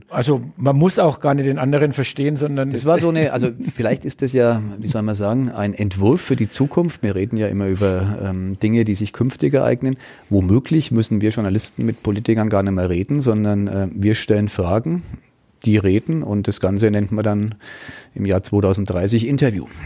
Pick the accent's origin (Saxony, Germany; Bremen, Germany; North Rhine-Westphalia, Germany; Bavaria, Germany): Bavaria, Germany; Franconia; accent: Franconian; meinen fränkischen Dialekt